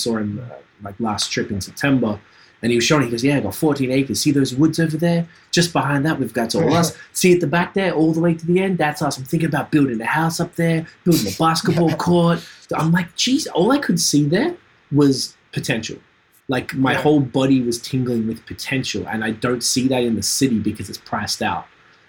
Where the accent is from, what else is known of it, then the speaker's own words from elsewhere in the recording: Australia; moved away as an adult; now in Canada; I'm from Australia and I remember I've been here 11 years